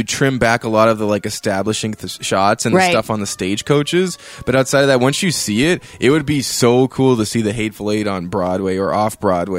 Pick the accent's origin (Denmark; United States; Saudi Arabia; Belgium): Saudi Arabia; I was born in Saudi Arabia.